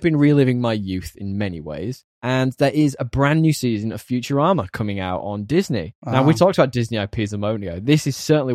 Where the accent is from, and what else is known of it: United Kingdom